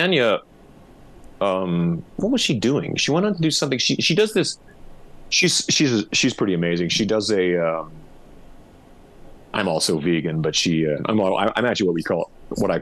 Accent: Canada; moved away as an adult; now in Las Vegas, United States; guys like me and Sebastian and, you know, different guys who grew up in Canada

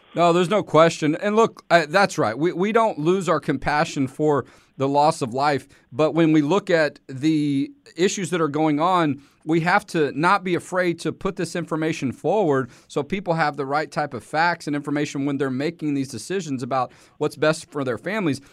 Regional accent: Texas, United States; being a Texan

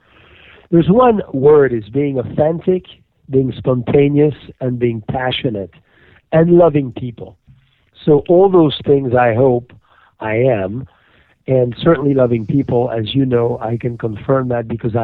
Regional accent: Burgundy, Bourgogne-Franche-Comté, France; moved away; I'm from Burgundy

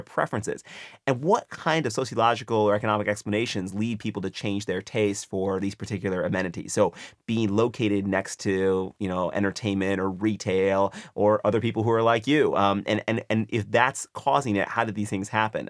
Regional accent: United States; as an American

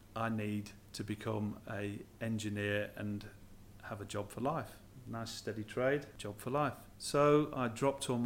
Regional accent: Blackpool, North West England, United Kingdom; born or raised there; now in Australia

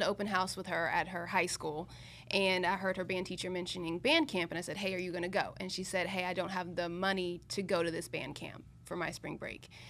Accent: Columbia, South Carolina, United States; moved away as an adult; also born or lived in Pennsylvania; now in Miami, United States; I went to Penn State, but I grew up in Columbia, South Carolina

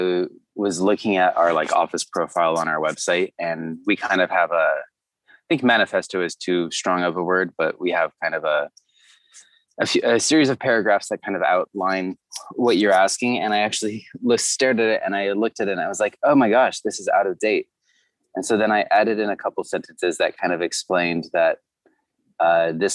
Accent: Orange County, Southern California, United States; born or raised there; also born or lived in Santa Barbara, California; now in Los Angeles, United States

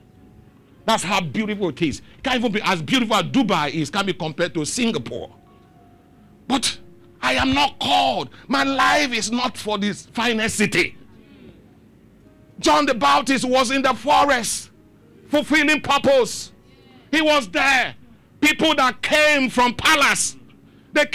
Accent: Lagos, Nigeria; I grew up in Dolphin Estate. It's my father's house

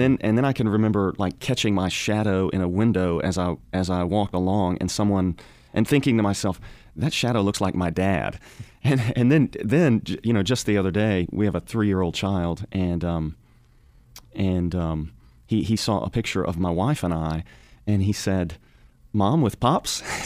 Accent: Arkansas, United States; also born or lived in Fort Smith, Arkansas; now in Louisville, United States; I grew up in Arkansas, mainly the northwest corner of the state

